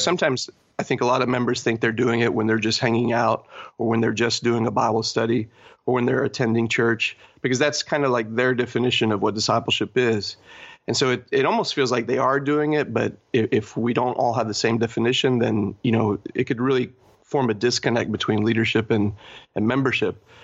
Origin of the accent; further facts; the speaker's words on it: Argentina; also born or lived in Texas / Poland; now in Toronto, Canada; I was born in Argentina.